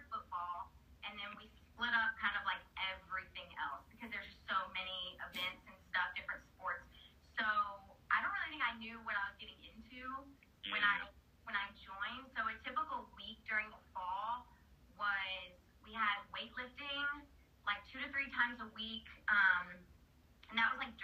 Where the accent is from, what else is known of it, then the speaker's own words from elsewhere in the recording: Southern Indiana, United States; I'm from Southern Indiana, so everyone that I know usually from a high school like goes to IU